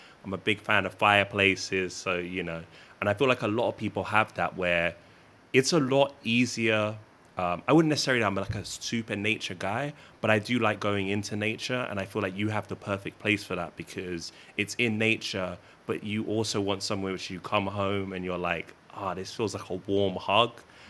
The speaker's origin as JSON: {"language": "English", "region": "London", "country": "United Kingdom", "said": "I'm originally from London. I'm a city guy"}